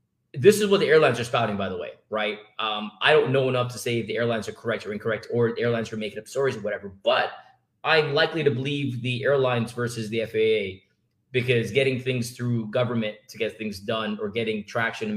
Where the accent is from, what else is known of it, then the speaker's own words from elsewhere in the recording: Jamaica; now in United States; When I grew up in Jamaica